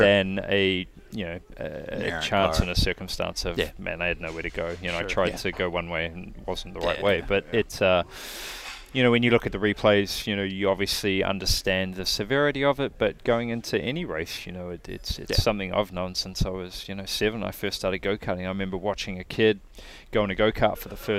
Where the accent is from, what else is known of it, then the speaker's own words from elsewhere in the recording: New Zealand; now in United States; I'm from New Zealand